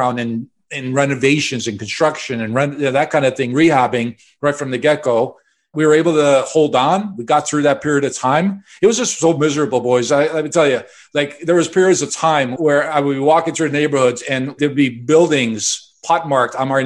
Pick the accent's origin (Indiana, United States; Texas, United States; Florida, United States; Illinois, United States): Illinois, United States; Chicago; I grew up in Chicago